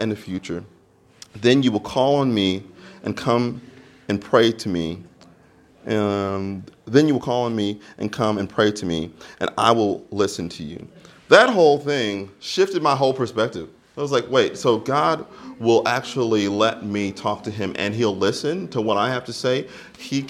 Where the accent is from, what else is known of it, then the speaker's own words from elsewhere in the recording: United States; now in Melbourne, Australia; I'm American, so there's a whole long story to how I actually arrived here in Melbourne